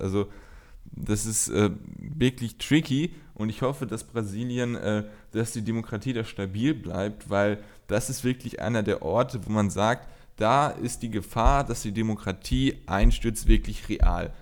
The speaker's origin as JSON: {"language": "German", "region": "North Rhine-Westphalia", "country": "Germany", "said": "bei uns in Nordrhein-Westfalen"}